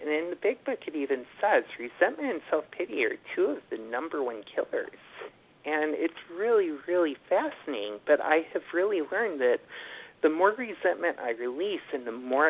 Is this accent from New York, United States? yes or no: yes; Buffalo, New York, United States; moved away as an adult; now in New York City, United States; And then I moved to New York City from Buffalo in 2011, and I discovered my love of walking